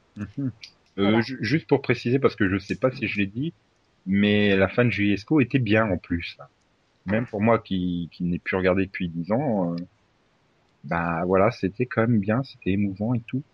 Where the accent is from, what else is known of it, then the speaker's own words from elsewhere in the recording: France; je suis français